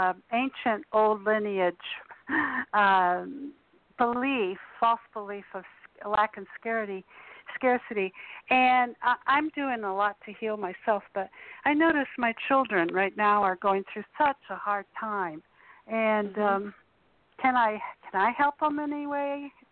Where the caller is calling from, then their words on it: Kansas City, Missouri, United States; Kansas City, Missouri.